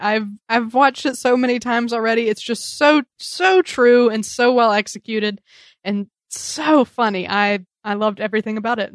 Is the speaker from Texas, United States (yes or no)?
no; New York City, New York, United States; As New Yorkers